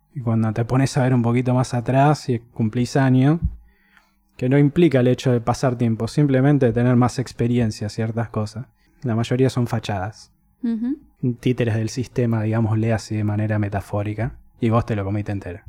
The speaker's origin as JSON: {"language": "Spanish", "region": "Buenos Aires", "country": "Argentina", "tie": "born or raised there", "said": "me acuerdo ir a la plaza a la vuelta de Recoleta, cerca del village, todos los días"}